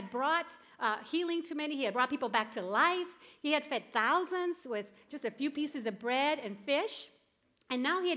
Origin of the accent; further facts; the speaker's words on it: Puerto Rico; moved away; I grew up in Puerto Rico.